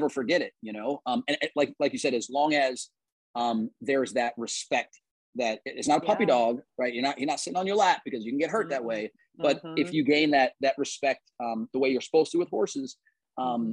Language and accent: English; Charlotte, North Carolina, United States; also born or lived in North Adams, Massachusetts / Cherryville, North Carolina; We moved down here when we were three, or when I, not we, I was three.